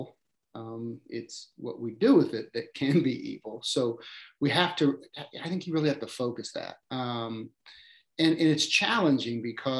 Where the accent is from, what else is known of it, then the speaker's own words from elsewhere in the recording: United States; I grew up in a small town, suburb of Kansas City, really founded by Slavic immigrants.